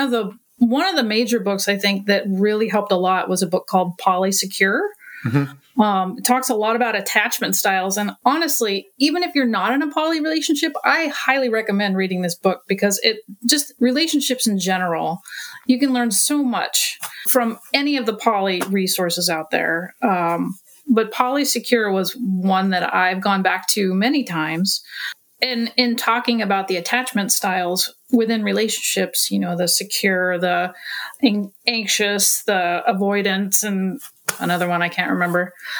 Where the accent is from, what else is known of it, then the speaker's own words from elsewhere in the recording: Portland, Oregon, United States; from Portland, Oregon.